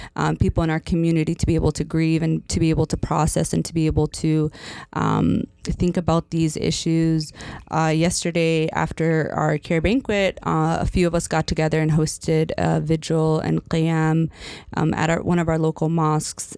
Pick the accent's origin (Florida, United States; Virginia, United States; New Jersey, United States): Virginia, United States; Northern; now in Michigan, United States; I grew up in Northern Virginia uh, for part of my childhood